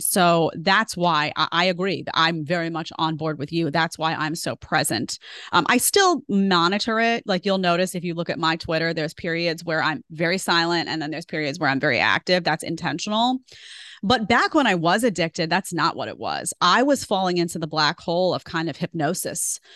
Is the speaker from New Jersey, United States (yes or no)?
no; New York City, New York, United States; moved away as an adult; also born or lived in Manhattan; now in Florida, United States; I grew up in Staten Island